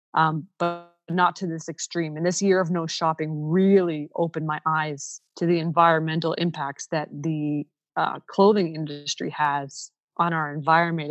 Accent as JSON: {"language": "English", "region": "Ontario", "country": "Canada", "also_born_or_lived": "Saskatchewan", "first_language": "Ukrainian", "second_language": "English", "moved": "as an adult"}